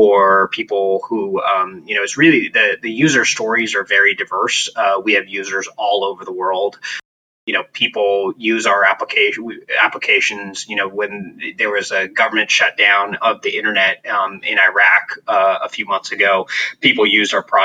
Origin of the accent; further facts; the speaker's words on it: Santa Cruz, California, United States; I grew up in Santa Cruz, which is about 70 miles south of San Francisco